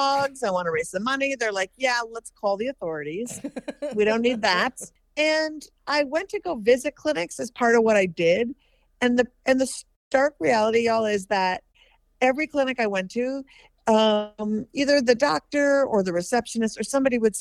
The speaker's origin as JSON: {"language": "English", "region": "Minnesota", "country": "United States", "said": "I'm from Minnesota, and I live part of the time in Minneapolis"}